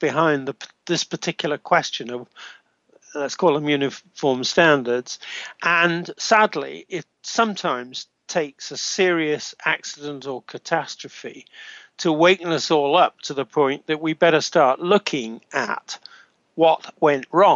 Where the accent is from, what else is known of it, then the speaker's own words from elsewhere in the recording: United Kingdom; now in Canada; as we British